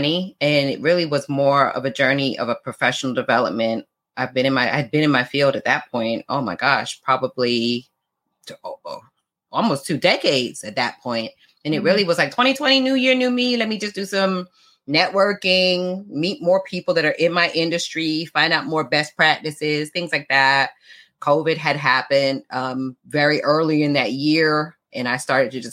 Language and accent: English; South Florida, United States; also born or lived in London, United Kingdom; I'm from UK, born in London. I was raised in South Florida